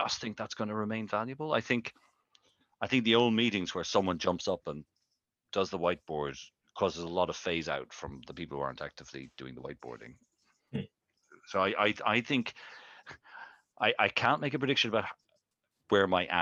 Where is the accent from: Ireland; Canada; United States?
Ireland; I'm from Ireland